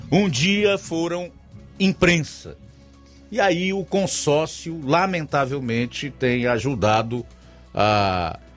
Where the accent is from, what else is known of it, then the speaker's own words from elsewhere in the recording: Cacimba Nova, Brazil; sou da Cacimba Nova.